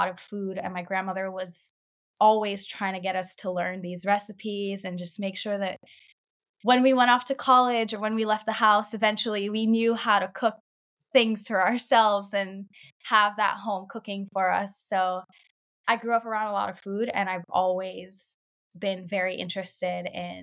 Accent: Belize; now in Vermont, United States; I was born and raised in Belize with a family

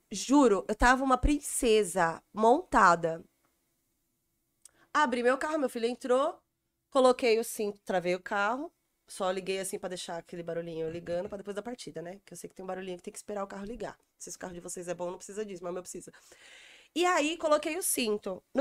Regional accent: São Paulo, Brazil; porque eu sou do Jaraguá, não sei andar no centro.

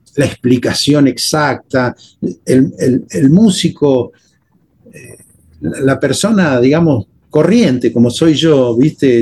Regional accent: Temperley, Buenos Aires Province, Argentina; accent: Porteño; yo soy argentino, yo nací en la Argentina y me crié con los códigos de mi país en la Argentina

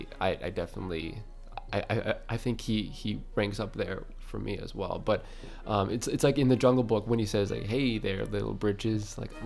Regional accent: Milwaukee, Wisconsin, United States; I was born here, you know, in Wisconsin, in Milwaukee at St. Mary's.

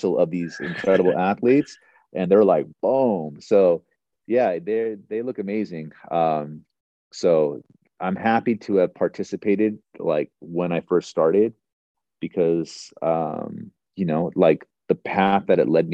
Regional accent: Northern California, United States; I was born in Northern California

